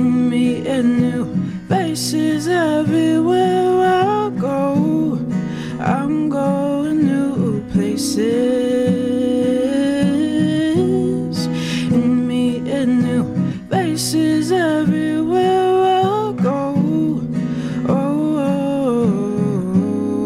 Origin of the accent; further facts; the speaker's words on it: Chicago, Illinois, United States; I'm from Chicago, the South Side, over there